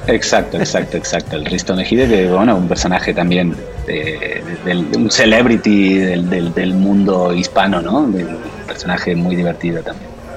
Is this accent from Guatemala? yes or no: no; Buenos Aires, Argentina; moved away as an adult; also born or lived in Barcelona, Spain; now in Mexico; nací en Barcelona, pero me fui a vivir de muy jovencito a Buenos Aires, así que soy medio catalán y medio, medio porteño